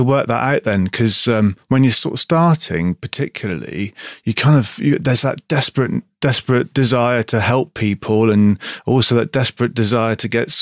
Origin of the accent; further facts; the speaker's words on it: Bristol, South West England, United Kingdom; now in Devon, United Kingdom; I'm from Bristol, so I've got that kind of city boy inside of me. But I now live in Devon